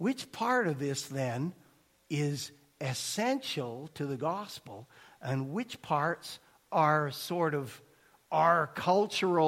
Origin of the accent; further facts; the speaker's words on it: Canada; I'm a Canadian boy